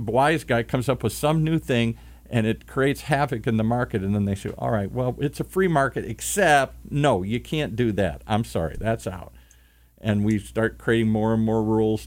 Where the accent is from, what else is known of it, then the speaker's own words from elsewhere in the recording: Detroit, Michigan, United States; I grew up in Detroit